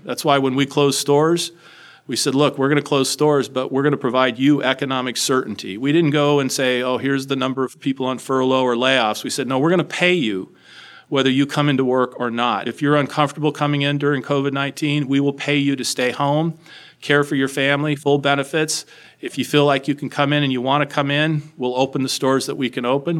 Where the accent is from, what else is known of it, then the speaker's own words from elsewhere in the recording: Los Alamos, New Mexico, United States; moved away; I grew up in a small town in New Mexico, Los Alamos, New Mexico